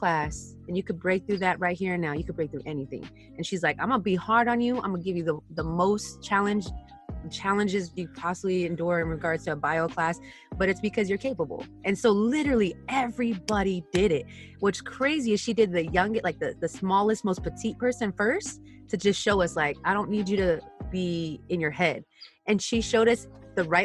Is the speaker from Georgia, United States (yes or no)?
no; Inland Empire, California, United States; also born or lived in San Diego; raised in Inland Empire